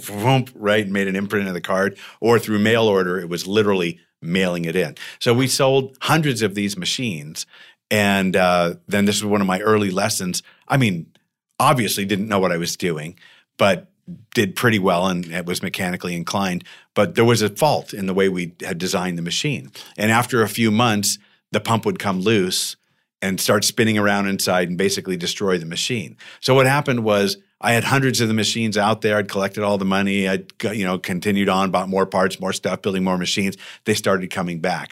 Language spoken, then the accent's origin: English; Tucson, Arizona, United States; now in Temecula, United States; I grew up in Tucson where it's hot and nasty